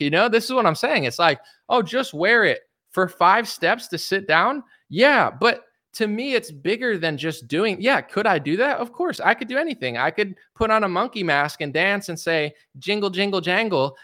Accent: United States; as an American citizen

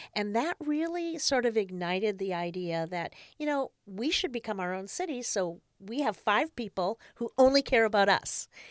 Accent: Marquette, Michigan, United States; moved away as an adult; also born or lived in Washington, D.C.; now in Rancho Cordova, United States; my hometown newspaper in Marquette, Michigan

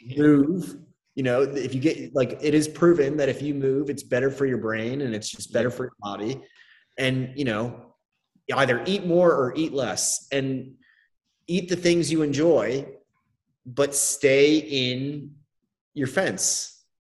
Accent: United States; as an American

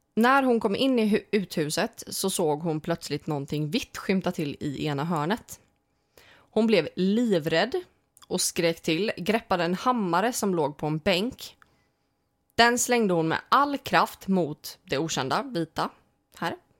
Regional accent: Småland, Sweden; Småland, det är ju, det är ju hemma. Mm. Vi är från Småland.

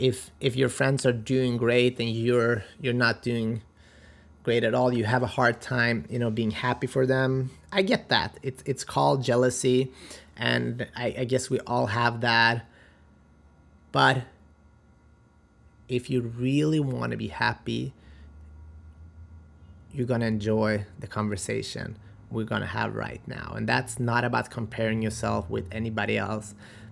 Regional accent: North Macedonia; I'm originally from Macedonia, and that means a winner in life.

